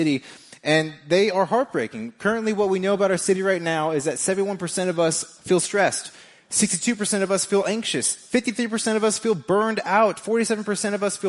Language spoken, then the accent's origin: English; Las Vegas, Nevada, United States; moved away as an adult; now in Kansas City, United States; I am from Vegas, me and my wife